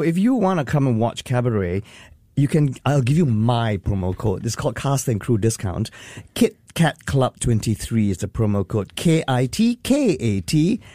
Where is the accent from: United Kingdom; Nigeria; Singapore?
Singapore; as Singaporean artists